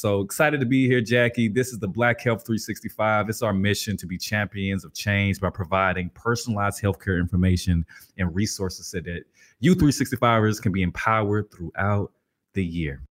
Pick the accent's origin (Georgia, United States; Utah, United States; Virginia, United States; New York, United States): Georgia, United States; Albany; I grew up in Albany, Georgia, birthplace of …